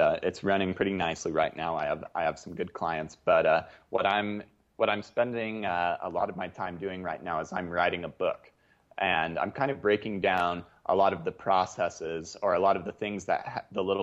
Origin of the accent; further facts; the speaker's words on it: Salt Lake City, Utah, United States; my hometown of Salt Lake City